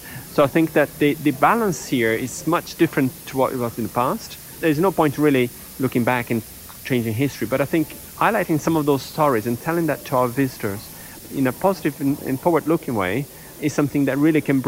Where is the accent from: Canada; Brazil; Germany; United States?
Brazil; moved away; I grew up in Brazil